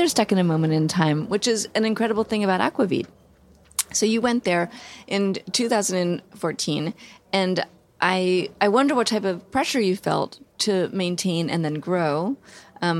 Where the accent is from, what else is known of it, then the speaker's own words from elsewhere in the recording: New York City, New York, United States; I grew up in Manhattan in an apartment